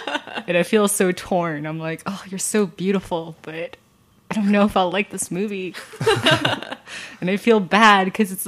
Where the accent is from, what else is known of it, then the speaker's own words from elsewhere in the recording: United States; people like me growing up in America.